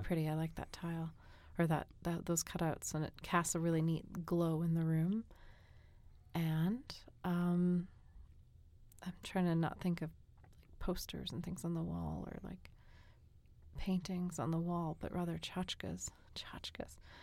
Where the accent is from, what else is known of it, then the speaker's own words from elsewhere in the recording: New England, United States; moved away; also born or lived in Korea; I'm from New England